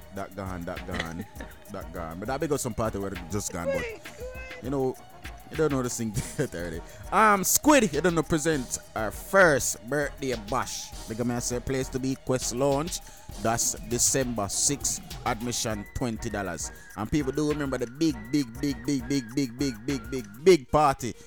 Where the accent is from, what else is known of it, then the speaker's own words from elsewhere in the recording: Jamaica; I'm Jamaican